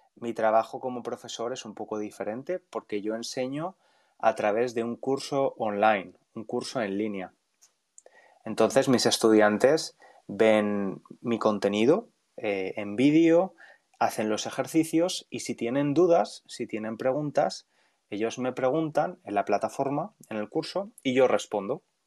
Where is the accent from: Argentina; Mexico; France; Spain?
Spain; Valencia, Valencian Community; moved away as an adult; now in London, United Kingdom; Valencia, la ciudad donde nací y crecí, de donde soy